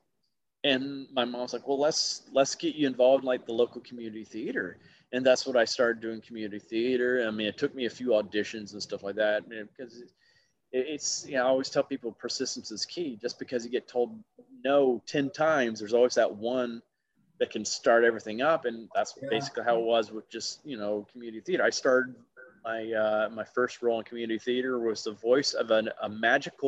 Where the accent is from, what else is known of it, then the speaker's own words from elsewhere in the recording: Alabama, United States; I was a very easy target growing up in Alabama